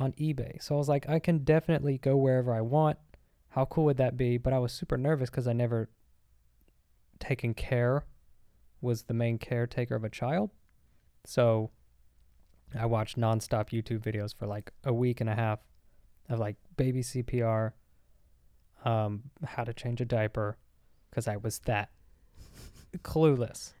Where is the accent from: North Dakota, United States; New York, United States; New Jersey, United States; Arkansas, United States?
Arkansas, United States; moved away; I was in Arkansas the whole time, and I grew up in Arkansas